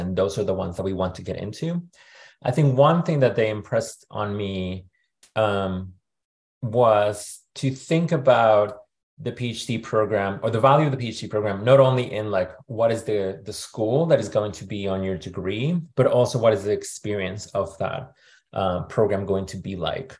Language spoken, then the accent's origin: English; Monterrey, Nuevo León, Mexico; moved away as an adult; also born or lived in Querétaro, Mexico / Toronto, Canada / Santa Barbara, United States; now in United States; I was born in Monterrey in Mexico, and then I grew up in Monterrey